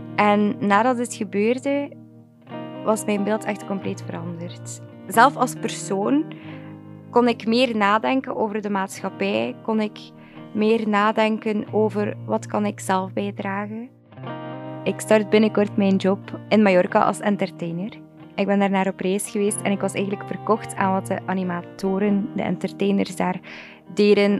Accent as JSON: {"language": "Dutch", "town": "Wevelgem", "region": "Flanders", "country": "Belgium", "said": "ik ben 23 jaar, ik kom uit Wevelgem"}